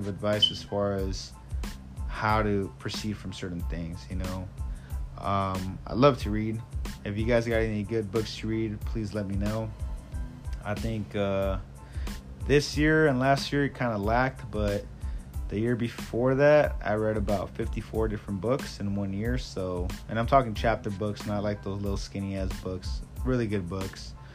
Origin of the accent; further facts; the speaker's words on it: San Fernando Valley, California, United States; also born or lived in Sylmar / Lakeview Terrace / Northridge; I grew up in, you know, different cities, various cities here in the San Fernando Valley. I grew up in Sylmar, San Fernando, Lakeview Terrace